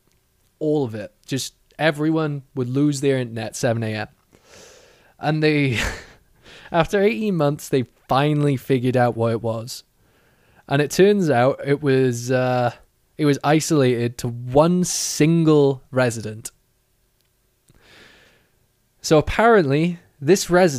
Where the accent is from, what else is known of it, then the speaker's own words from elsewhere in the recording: Wales, United Kingdom; I'm Welsh